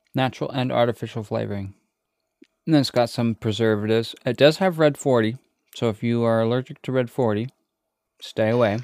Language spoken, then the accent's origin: English; United States; Us Americans